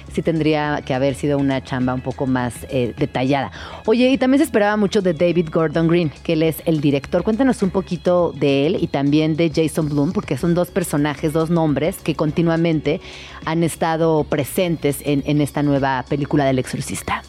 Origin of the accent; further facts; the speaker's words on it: Mexico City, Mexico; also born or lived in Chiapas; yo crecí en estas colonias del Arco Norte. Para mí eh, yo saben que soy de Chiapas y llego a la Ciudad de México